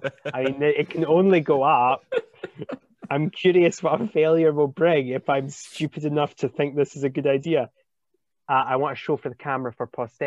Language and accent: English; England, United Kingdom; Yeah, and I'm English, which makes this awkward, but whatever. We don't get to fire these big guns at home.